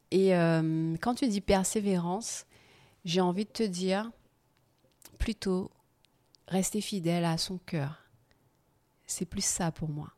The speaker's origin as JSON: {"language": "French", "country": "Guadeloupe", "also_born_or_lived": "England", "moved": "yes", "said": "Je rentre chez moi en Guadeloupe"}